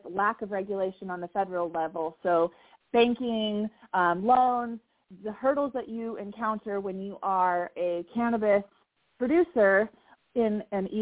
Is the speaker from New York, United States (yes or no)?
no; California, United States; I grew up in California with cannabis being legal practically my entire life